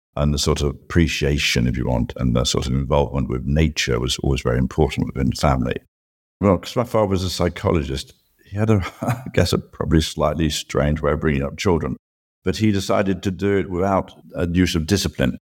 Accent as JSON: {"language": "English", "country": "United Kingdom", "tie": "born or raised there", "said": "growing up in Britain"}